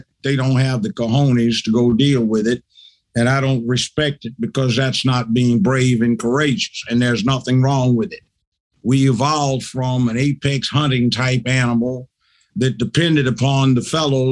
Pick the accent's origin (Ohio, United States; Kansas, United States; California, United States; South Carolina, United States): California, United States; Los Angeles; moved away as an adult; now in Tennessee, United States; I grew up in South Central Los Angeles.